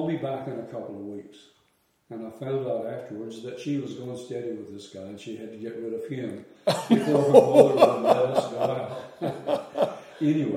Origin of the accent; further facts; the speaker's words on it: Elizabeth City, North Carolina, United States; moved away as an adult; also born or lived in Tupelo, Mississippi / Atlanta; now in Fulton, United States; growing up on the Bible College campus